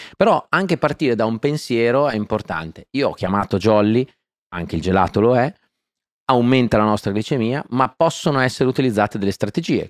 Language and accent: Italian; Faenza, Emilia-Romagna, Italy; Sono nato a Faenza e sono un romagnolo doc.